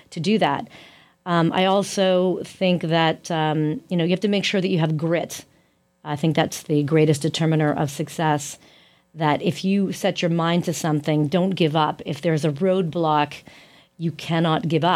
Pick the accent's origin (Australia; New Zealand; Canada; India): Canada; as a Canadian woman